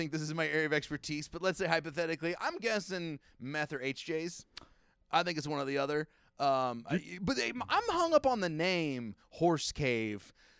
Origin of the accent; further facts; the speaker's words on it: Kentucky, United States; I'm from Kentucky.